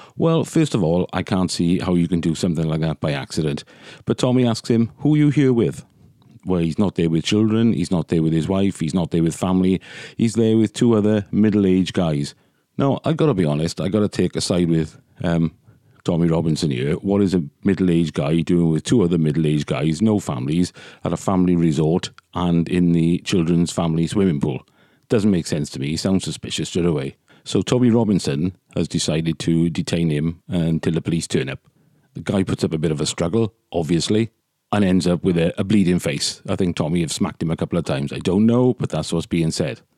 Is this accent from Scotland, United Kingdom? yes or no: no; Wales, United Kingdom; They're as Welsh as I am